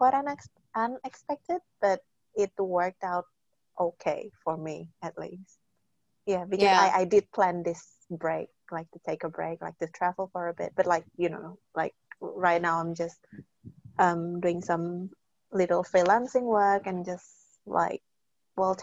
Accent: Indonesia; moved away as an adult; also born or lived in Shanghai, China / Australia; now in Hong Kong; we're both from Indonesia, and now I'm working in Hong Kong.

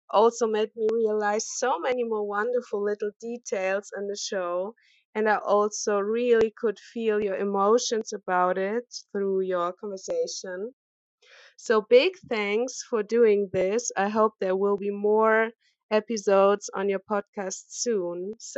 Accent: Germany; I am from Germany

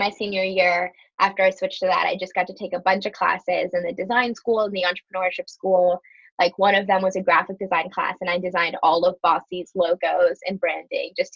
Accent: Minneapolis, Minnesota, United States; moved away as an adult; also born or lived in Evanston; now in Chicago, United States; I'm actually from Minneapolis originally, just outside Minneapolis in Minnesota

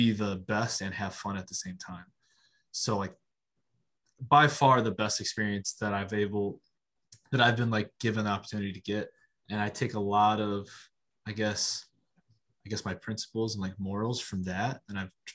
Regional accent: Lorain, Ohio, United States; My hometown is Lorain, Ohio

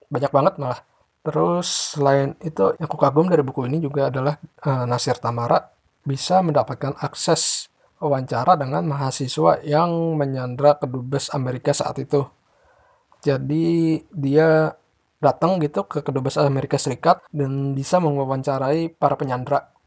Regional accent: Tangerang, Banten, Indonesia; Halo Kepo Buku, eh … aku dari Tangerang.

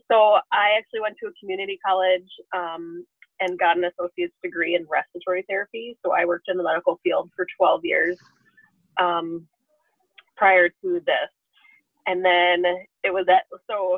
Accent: St. Paul, Minnesota, United States; I grew up in St. Paul. I lived there my whole life.

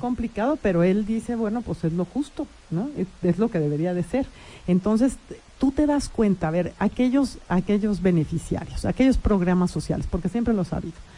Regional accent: Mexico; eso somos las mexicanas y los mexicanos

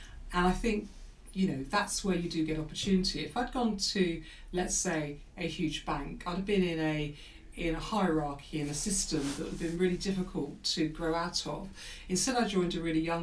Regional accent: London, United Kingdom; also born or lived in White City, London; We grew up near White City. I was there until I was eight, till they managed to save up more money to be able to move to North London.

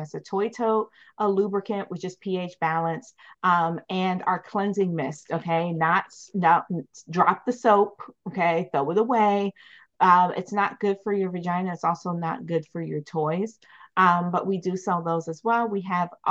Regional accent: New York, United States; moved away as an adult; now in Baltimore, United States; I'm a New Yorker

